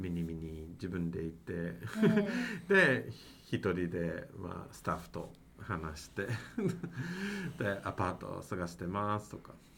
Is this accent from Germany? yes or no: no; Mississauga, Ontario, Canada; Japanese is a second language; moved away as an adult; also born or lived in Osaka, Japan; now in Nagoya, Japan; 私はカナダから参りましたそうですね私はトロント、えーと、東の方ですねまあカナダ、まあ、本当にトロントではなくて、まあ、トロントのちょっと外の町、えーと、とミセサーガー市という市なんですが